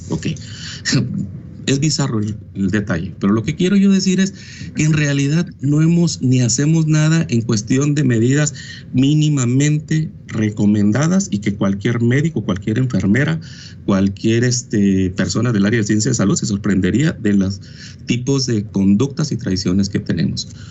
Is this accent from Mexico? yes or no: yes; Mexico; nosotros que somos latinos, mexicanos